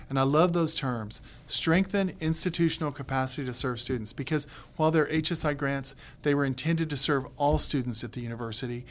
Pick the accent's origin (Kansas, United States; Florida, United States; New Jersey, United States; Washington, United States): Kansas, United States; moved away; also born or lived in Texas; in my family, I'm a Kansan, married to a North Carolinian with a son who is a Texan